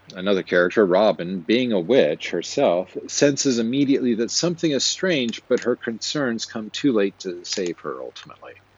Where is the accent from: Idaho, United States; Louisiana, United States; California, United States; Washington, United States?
Idaho, United States; Twin Falls; I was born in 1974 in Twin Falls, Idaho, in the Magic Valley